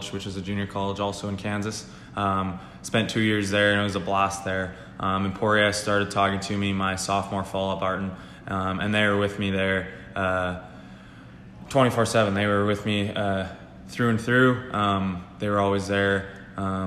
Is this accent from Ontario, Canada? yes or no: no; Manitoba, Canada; I'm from Manitoba